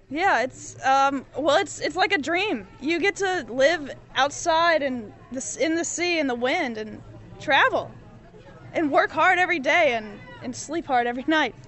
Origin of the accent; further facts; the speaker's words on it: North Carolina, United States; I'm from North Carolina.